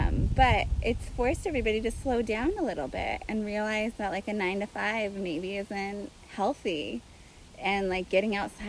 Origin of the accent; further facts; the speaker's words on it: Hudson Valley, New York, United States; also born or lived in Germantown / Saugerties; I'm born and raised in the Hudson Valley.